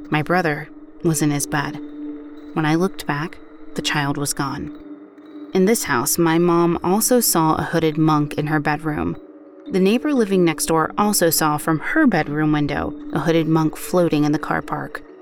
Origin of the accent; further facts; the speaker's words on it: Scotland, United Kingdom; I grew up in Scotland, and throughout my childhood, I have lived in two different haunted houses.